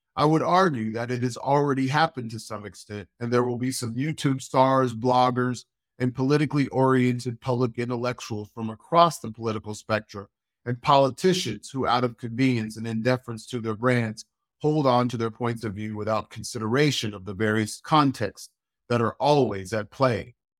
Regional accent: United States; I have many criticisms of my country of birth, and I could not deny the privileges that being American had provided for me

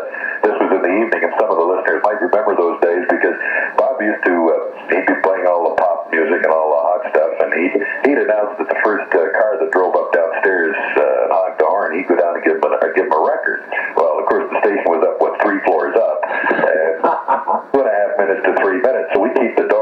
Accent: Weyburn, Saskatchewan, Canada; We grew up together in Weyburn, went to school together

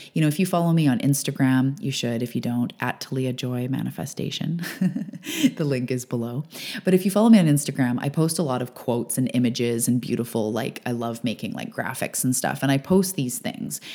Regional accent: Canada; I'm a Canadian and an island girl

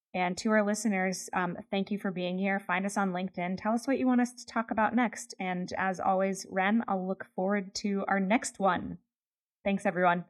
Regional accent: Pennsylvania, United States; I grew up in Pennsylvania.

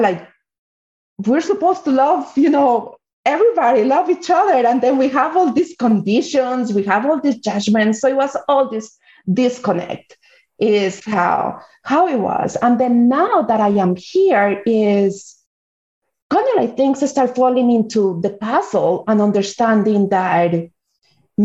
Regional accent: Colombia; moved away; I am originally from Colombia. So the majority of the population is Colombian

